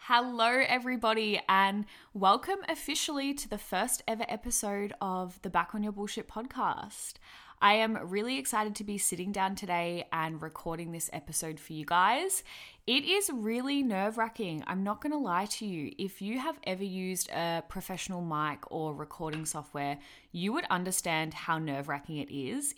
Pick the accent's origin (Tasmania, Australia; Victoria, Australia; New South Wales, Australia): Victoria, Australia; Melbourne; I am from Melbourne, Victoria